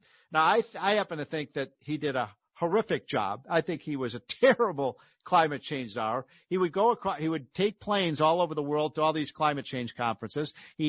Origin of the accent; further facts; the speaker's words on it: Chicago, Illinois, United States; I'm from Chicago. We're a sanctuary city.